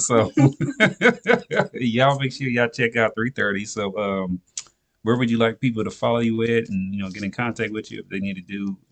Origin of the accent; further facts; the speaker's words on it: Nashville, Tennessee, United States; I'm originally from Nashville, Tennessee.